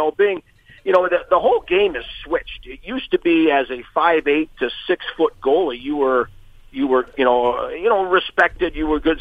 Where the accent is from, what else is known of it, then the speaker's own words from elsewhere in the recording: Peoria, Illinois, United States; moved away; also born or lived in Utah; Peoria, Illinois is my hometown